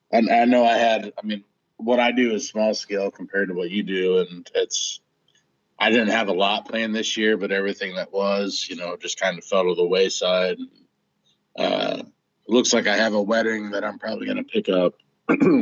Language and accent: English; Illinois, United States; my hometown is relatively small. You know, it's not a big city like Chicago